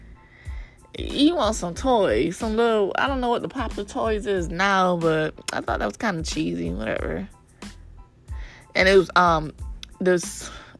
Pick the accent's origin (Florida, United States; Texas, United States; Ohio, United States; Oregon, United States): Florida, United States; Miami; I'm from Miami